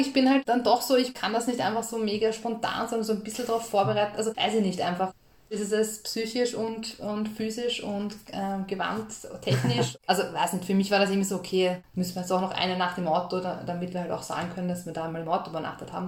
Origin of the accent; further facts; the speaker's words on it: Austria; wir sind halt aus Österreich